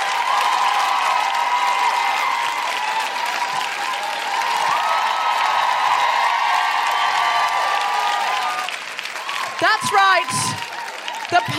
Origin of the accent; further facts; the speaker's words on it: Australia; now in London, United Kingdom; I'm from Australia